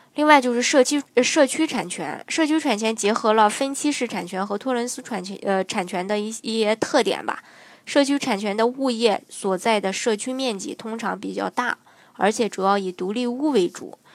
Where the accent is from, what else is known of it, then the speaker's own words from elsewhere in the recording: China; 作为中国人